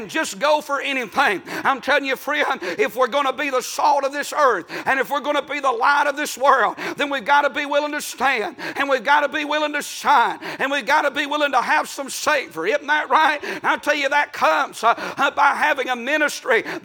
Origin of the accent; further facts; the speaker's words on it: United States; I'm from Murray County